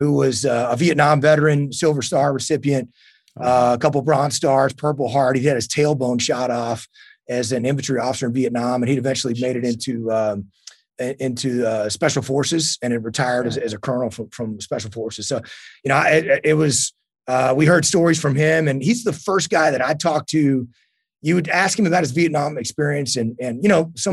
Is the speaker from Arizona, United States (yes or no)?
no; East Texas, United States; I grew up in East Texas